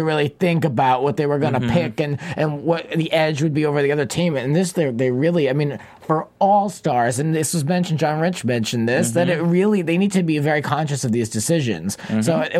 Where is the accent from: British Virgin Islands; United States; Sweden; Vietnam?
United States; Rhode Island; moved away; Growing up in Rhode Island